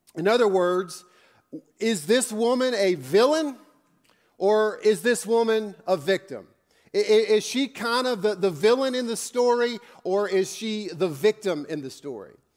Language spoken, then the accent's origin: English; Northern Virginia, United States; I grew up in Northern Virginia